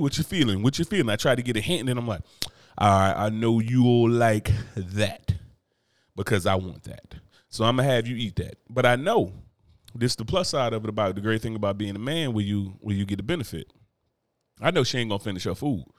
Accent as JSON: {"language": "English", "region": "New Jersey", "country": "United States", "tie": "born or raised there", "moved": "yes", "said": "my home state of New Jersey."}